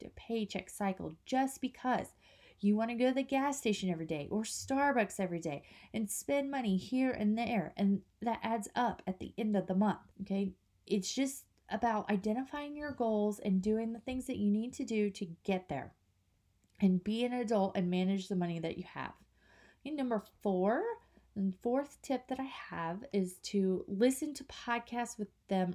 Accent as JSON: {"language": "English", "region": "Kansas", "country": "United States", "moved": "yes", "lives_now": "North Carolina, United States", "said": "we live in North Carolina, but we're from Kansas"}